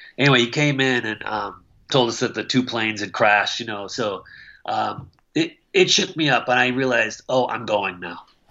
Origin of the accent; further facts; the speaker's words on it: Michigan, United States; also born or lived in Okayama, Japan / Missoula, Montana; now in Langley, United States; I'm a Midwestern boy. I grew up in Michigan